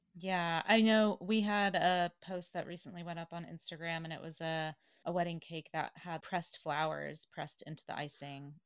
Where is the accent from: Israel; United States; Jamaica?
United States; the South; Growing up in the South, I went to the University of Tennessee